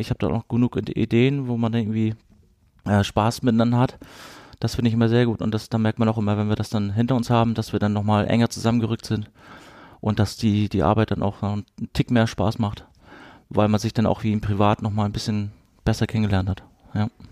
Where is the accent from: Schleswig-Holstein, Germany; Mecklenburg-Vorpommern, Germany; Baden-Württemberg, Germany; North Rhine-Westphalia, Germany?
Schleswig-Holstein, Germany; Kiel; moved away as an adult; also born or lived in Rostock; now in Freiburg, Germany; wir sind mit der Wende 89 sind wir nach ähm, Kiel ähm, rübergezogen an die, an die Ostsee. Und wir haben da ziemlich lange gelebt. Genau, ich habe da meine Jugend verbracht